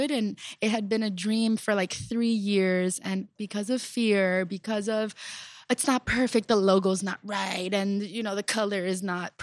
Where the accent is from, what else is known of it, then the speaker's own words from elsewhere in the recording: Miami, Florida, United States; I'm originally from Little Havana